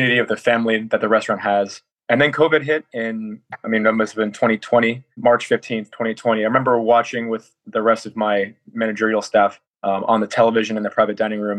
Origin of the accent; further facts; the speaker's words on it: Granville, Ohio, United States; also born or lived in Columbus, Ohio; I grew up in Granville, born in Columbus, but Granville is like 45 minutes east of Columbus, Ohio.